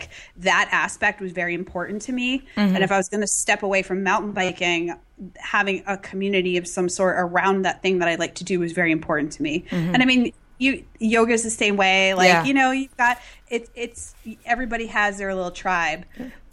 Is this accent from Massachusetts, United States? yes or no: yes; Massachusetts, United States; I grew up in Massachusetts